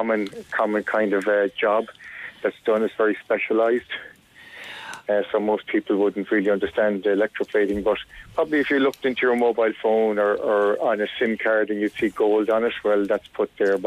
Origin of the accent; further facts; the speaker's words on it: Shannon, Munster, Ireland; I'm living in Shannon all my life. My parents came to Shannon in the late 60s